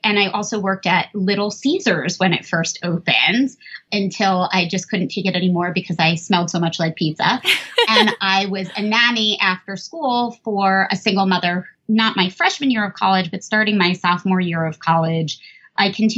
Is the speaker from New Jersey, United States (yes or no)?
yes; New Jersey, United States; I grew up in New Jersey